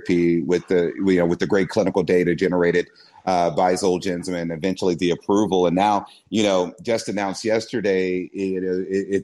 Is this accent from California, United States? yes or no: no; Dallas, Texas, United States; I'm born and raised in Dallas